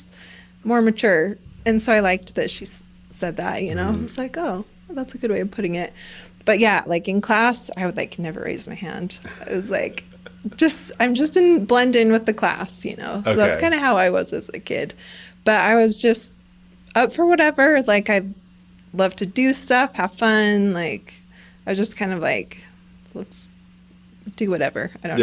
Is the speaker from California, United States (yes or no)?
no; Provo, Utah, United States; moved away as an adult; also born or lived in Idaho / Wyoming / Kansas; I'm from Provo, Utah. It's like an hour south of Salt Lake City